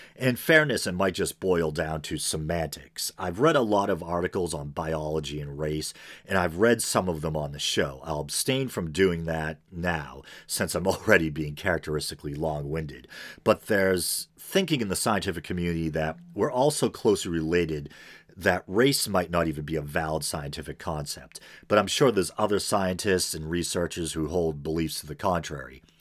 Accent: American Northeast, United States; accent: American Northeast; it's probably obvious from my accent that I hail from the American Northeast.

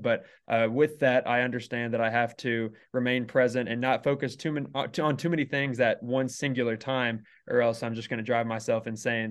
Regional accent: Carrollton, Texas, United States; moved away as an adult; now in Lubbock, United States; originally, I am from the Dallas area, so just north, uh, Carrollton

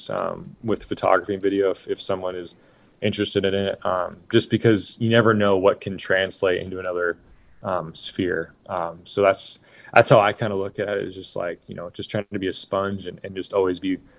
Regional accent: Oregon, United States; I grew up in Oregon

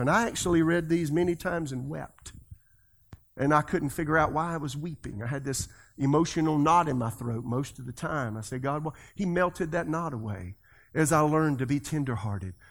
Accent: South Carolina, United States; I'm from South Carolina. That's the way I talk

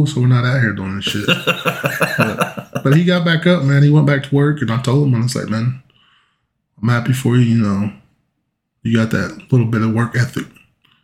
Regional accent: Geary, Oklahoma, United States; moved away as an adult; also born or lived in El Reno, Oklahoma; living in Gary, growing up in Gary

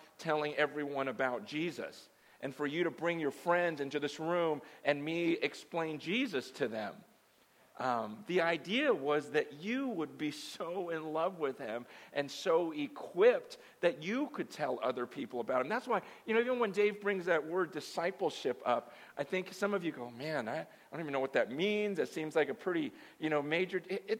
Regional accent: San Francisco, California, United States; born there; Do you know I was born in Chinatown? Yeah, I was born in the hospital in Chinatown. My mother died giving birth to me in Chinatown.

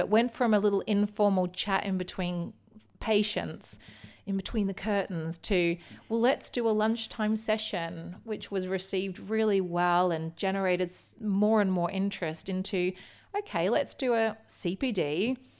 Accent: Melbourne, Victoria, Australia; now in United Kingdom; I did grow up in Melbourne, in the outer eastern suburbs, um, of Melbourne.

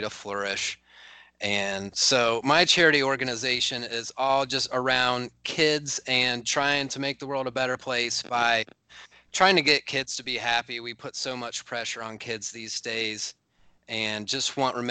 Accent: Mid-Ohio Valley, United States; my hometown, so I'm from the Mid-Ohio Valley

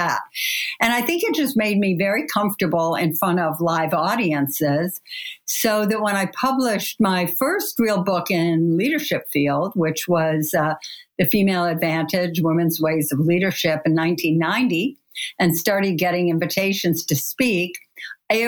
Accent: Kalamazoo, Michigan, United States; I grew up in Kalamazoo, Michigan

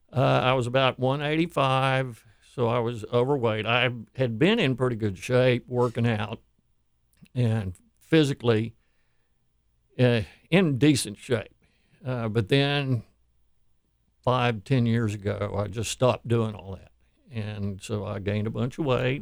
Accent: Houston, Texas, United States; I grew up here in Houston, moved here in 1959

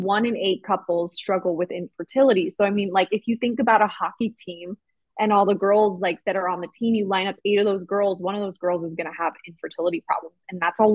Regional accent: United States; moved away as an adult; now in Finland; as an American

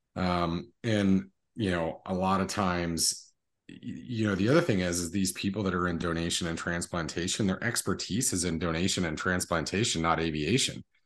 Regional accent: Las Cruces, New Mexico, United States; I was born in Las Cruces, New Mexico, which is southern New Mexico. We're probably about twenty minutes from the Mexico border. Um, and, uh, born and raised there

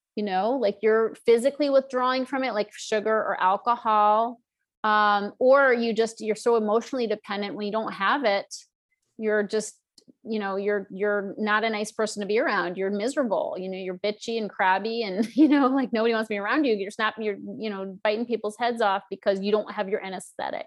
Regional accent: Northeast, United States; I grew up in the Northeast and it was very stodgy

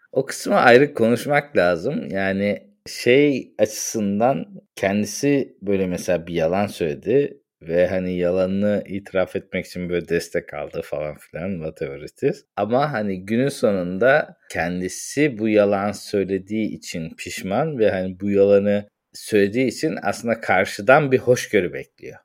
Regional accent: Turkey; moved away; yurt dışında yaşayan bir Türk olarak

